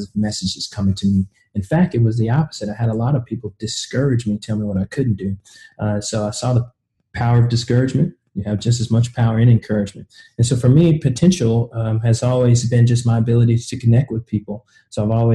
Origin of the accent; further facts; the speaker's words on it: Kansas City, Missouri, United States; also born or lived in the South; originally, I'm from Kansas City, Missouri.